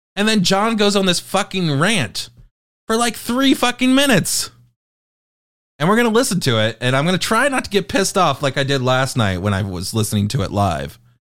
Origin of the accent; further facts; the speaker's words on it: United Kingdom; I am British